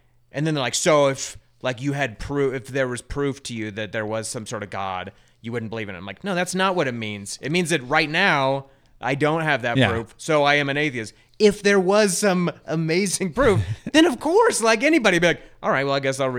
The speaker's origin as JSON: {"language": "English", "town": "Denver", "region": "Colorado", "country": "United States", "tie": "born or raised there", "also_born_or_lived": "Littleton", "said": "In Denver, Central Denver."}